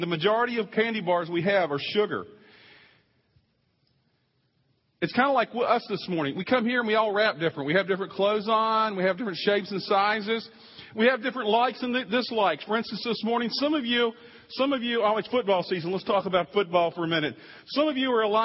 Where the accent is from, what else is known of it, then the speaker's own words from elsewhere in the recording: East Coast, United States; moved away; I'm from the East Coast, too.